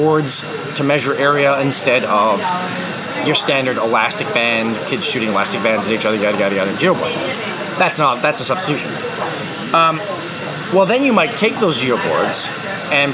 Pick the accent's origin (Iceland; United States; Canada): Canada; we're Canadian